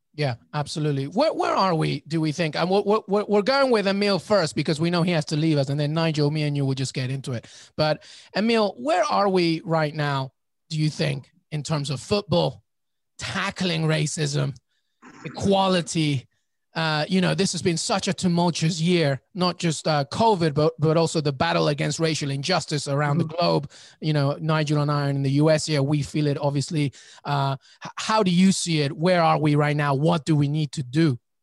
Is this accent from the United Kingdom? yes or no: yes; England, United Kingdom; I, I, grew up in England